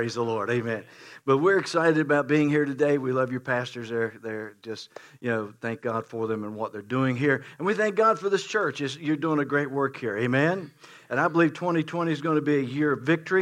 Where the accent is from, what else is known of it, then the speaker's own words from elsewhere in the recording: West Virginia, United States; I am from West Virginia